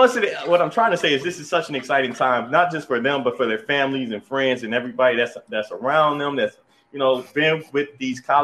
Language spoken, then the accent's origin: English; Michigan, United States; my home state.